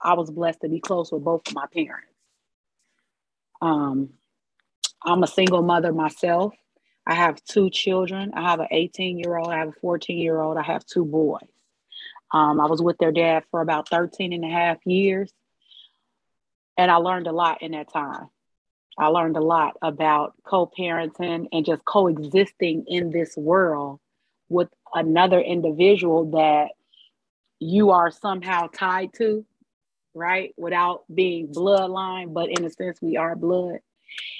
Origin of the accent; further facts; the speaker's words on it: Chicago, Illinois, United States; I'm from the north side of Chicago. I was raised by both my mother and my father in separate homes